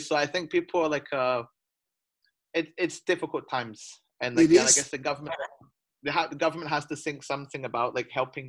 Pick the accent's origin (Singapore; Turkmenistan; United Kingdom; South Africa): United Kingdom; now in China; I'm British, but I'm entitled to nothing because I work and live in China.